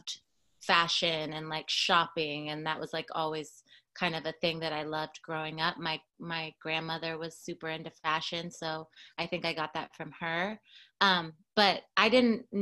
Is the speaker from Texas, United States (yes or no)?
no; Seattle, Washington, United States; moved away as an adult; now in Los Angeles, United States; I'm from Seattle, Washington, originally